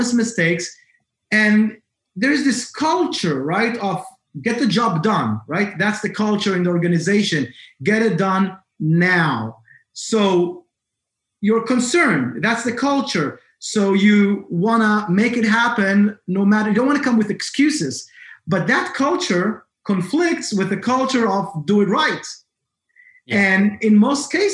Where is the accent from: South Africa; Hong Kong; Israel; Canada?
Israel; now in Massachusetts, United States; originally, I'm from Israel.